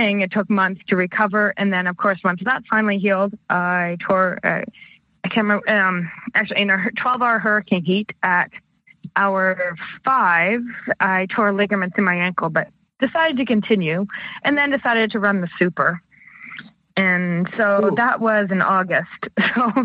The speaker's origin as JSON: {"language": "English", "country": "Canada", "said": "I'm Canadian"}